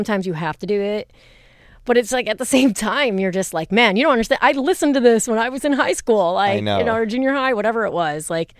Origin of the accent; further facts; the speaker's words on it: East Coast, United States; I was like, who the fuck is …? I'm from the East Coast. We don't know who … is.